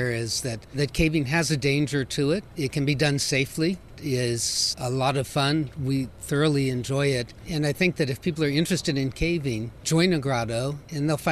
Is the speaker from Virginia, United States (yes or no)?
yes; Virginia, United States; moved away; I grew up in Virginia